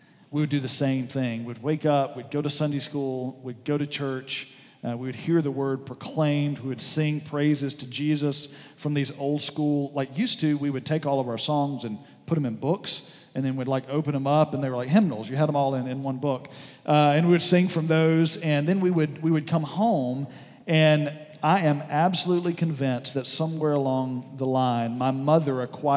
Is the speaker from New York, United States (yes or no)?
no; southwest Alabama, United States; moved away; I was down in southwest Alabama in a small town where I grew up